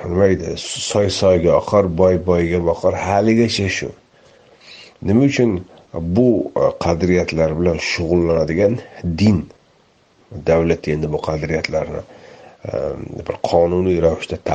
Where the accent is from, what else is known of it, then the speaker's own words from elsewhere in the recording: Uzbekistan; o'zbeklik endi hammamiz o'zbekmiz